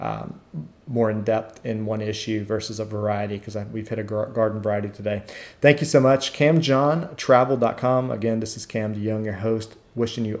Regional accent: United States; I'm going from the United States to everywhere.

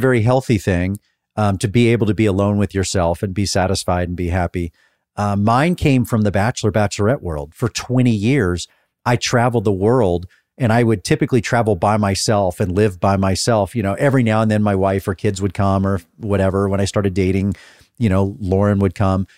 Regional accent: Dallas, Texas, United States; moved away; I grew up in Dallas.

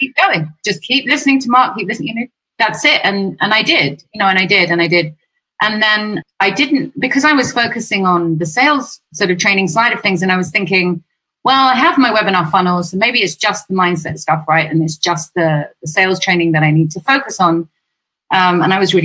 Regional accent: England, United Kingdom

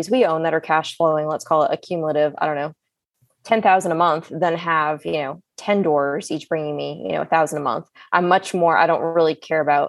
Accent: the North, United States; also born or lived in the South (US); now in US South; I'm from the North.

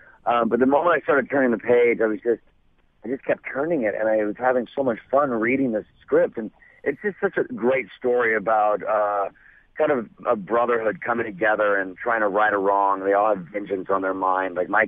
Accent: Idaho, United States; To be honest, not really. I mean, my family is a big NFL family.

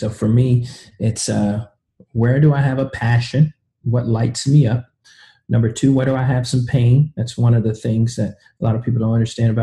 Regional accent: Kansas City, Missouri, United States; also born or lived in the South; originally, I'm from Kansas City, Missouri.

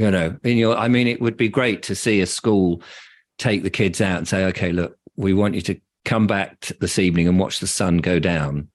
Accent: England, United Kingdom; I'm English, and my parents are English

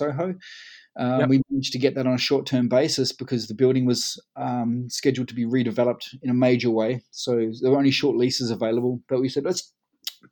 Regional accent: Collie, Western Australia, Australia; now in United Kingdom; My hometown's all been based around sort of power stations and coal mining, where I come from. It's called Collie

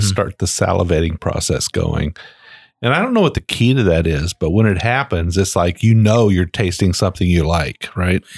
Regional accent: Shelby County, Kentucky, United States; we're from Shelby County. I'm from Shelby County.

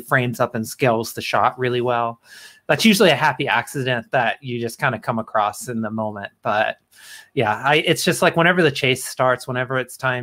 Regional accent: northern Oklahoma, United States; moved away as an adult; now in New Mexico, United States; my hometown

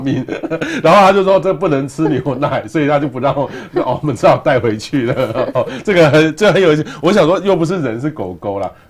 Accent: Taiwan; 我们台湾人对于这个，呃，医疗

